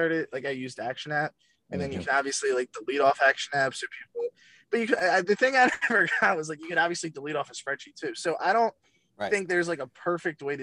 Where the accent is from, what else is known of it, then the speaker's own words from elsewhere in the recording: Delaware County, outside Philadelphia, Pennsylvania, United States; I'm from Delaware County, which is right outside of the city, like 20 minutes